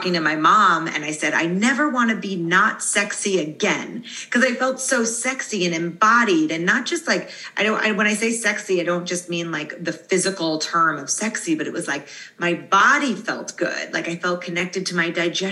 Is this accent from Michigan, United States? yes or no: no; Long Island, New York, United States; growing up, I grew up in Long Island, New York